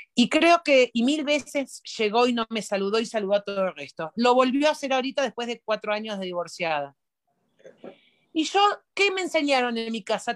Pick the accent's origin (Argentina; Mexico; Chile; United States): Argentina; moved away; los argentinos nos preguntamos